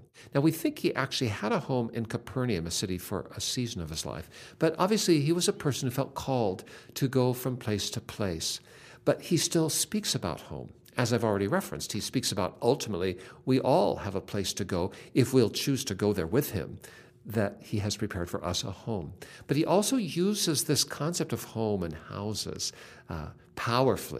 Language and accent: English; Seattle, Washington, United States; I grew up in Seattle, and I'm an only child